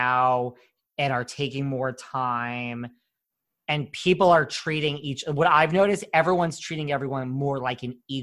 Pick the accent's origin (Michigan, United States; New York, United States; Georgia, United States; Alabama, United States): New York, United States; I'm such a New Yorker